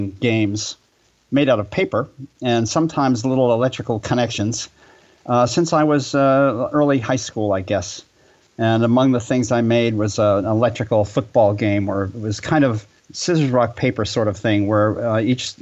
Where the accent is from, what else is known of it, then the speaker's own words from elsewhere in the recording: Hanover, New Hampshire, United States; moved away as an adult; also born or lived in Los Angeles, California; I grew up back east on the East Coast of the United States. And my dad ran the local movie theater in a university town where I grew up, Hanover, New Hampshire